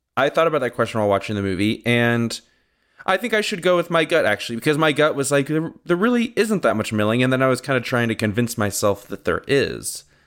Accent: Southern California, United States; growing up in Southern California

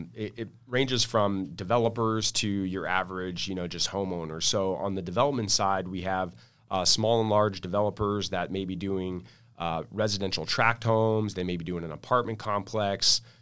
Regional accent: La Mesa, California, United States; I'm local here, born and raised in San Diego. Grew up in La Mesa, went to Helix High School, Grossmont Community College, and then SDSU

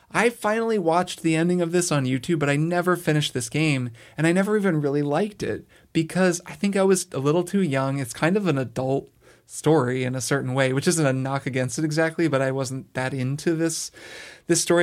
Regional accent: Bloomington, Indiana, United States; I grew up in Bloomington, Indiana

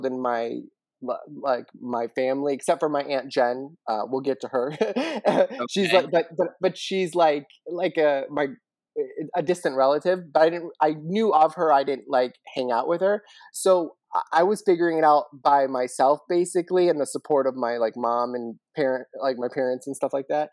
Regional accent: Warren, Michigan, United States; also born or lived in New York; now in Los Angeles, United States; I grew up in Warren, Michigan, a suburb of Detroit.

